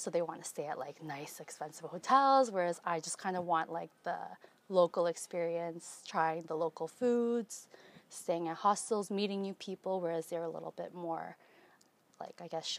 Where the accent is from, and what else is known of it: Toronto, Ontario, Canada